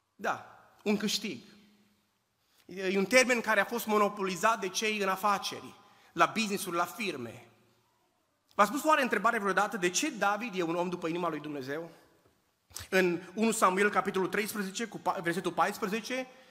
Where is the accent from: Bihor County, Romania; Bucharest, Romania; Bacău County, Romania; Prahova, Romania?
Bihor County, Romania; Oradea; also born or lived in Husasău de Criș; now in United States; am plecat din România în 1989, am crescut în Oradea, am, am copilărit în Usasău de Criș